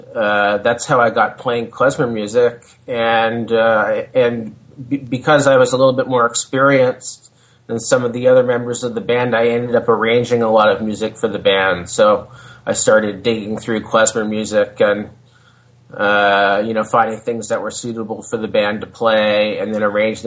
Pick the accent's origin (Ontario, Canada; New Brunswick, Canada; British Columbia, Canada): Ontario, Canada; Hamilton; also born or lived in United States; I was living back in my hometown of Hamilton, Ontario